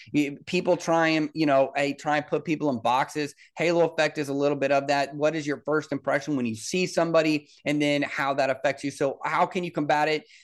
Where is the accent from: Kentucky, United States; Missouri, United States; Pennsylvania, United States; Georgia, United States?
Missouri, United States; Kansas City; I grew up in Kansas City as a Bronco fan